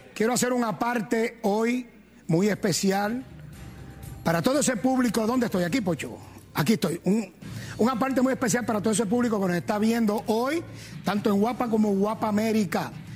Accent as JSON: {"language": "Spanish", "town": "Gurabo", "country": "Puerto Rico", "said": "yo soy de Masajuno de Gurabo"}